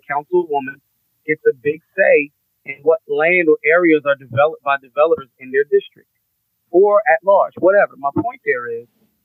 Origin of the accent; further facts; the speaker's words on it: Philadelphia, Pennsylvania, United States; I'm a Philadelphian